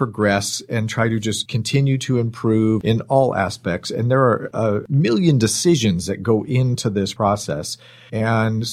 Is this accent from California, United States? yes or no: yes; Bay Area, Marin and Sonoma County, California, United States; I grew up in the Bay Area, up in Marin and Sonoma County.